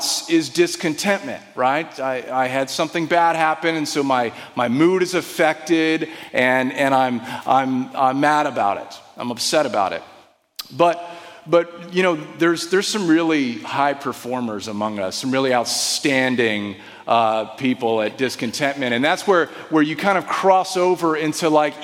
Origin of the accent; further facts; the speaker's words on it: Desert Vineyard, California, United States; I grew up in the Desert Vineyard. My parents founded that church